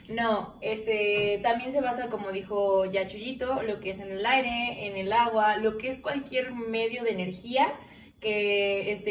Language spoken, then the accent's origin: Spanish; Lagos de Moreno, Jalisco, Mexico; moved away as an adult; now in Aguascalientes, Mexico; estaba aquí en Aguascalientes. Y dije, pues qué mejor, pues cerca de mi familia, soy de Lagos de Moreno